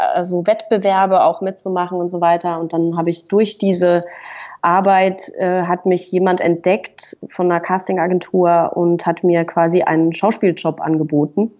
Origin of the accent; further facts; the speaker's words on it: Fribourg, Switzerland; moved away as an adult; now in Berlin, Germany; ich bin also in, in Freiburg geboren, also in Fribourg in der, in der Westschweiz und habe dann das Abitur gemacht da äh, in, der, in Fribourg